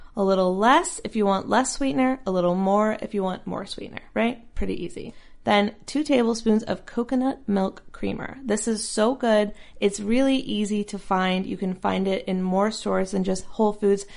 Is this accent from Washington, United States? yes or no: no; North Carolina, United States; now in Southern California, United States; North Carolina where I'm from